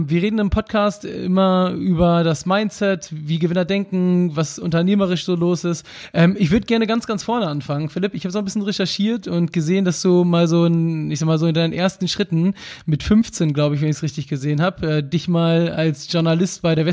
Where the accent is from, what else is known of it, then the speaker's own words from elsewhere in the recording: Hamburg, Germany; Heute mit jemandem aus meiner Heimatstadt, aus der wunderschönen Stadt Hamburg